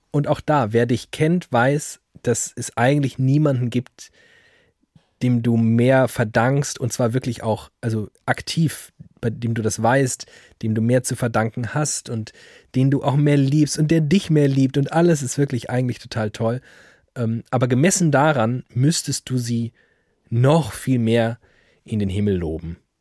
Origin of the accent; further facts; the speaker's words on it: Frankfurt, Germany; ich komme aus Frankfurt